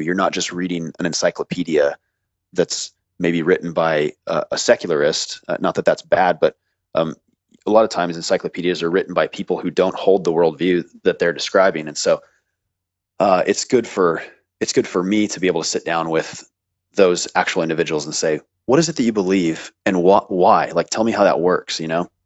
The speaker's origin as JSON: {"language": "English", "country": "United States", "tie": "born or raised there", "said": "I was born in America"}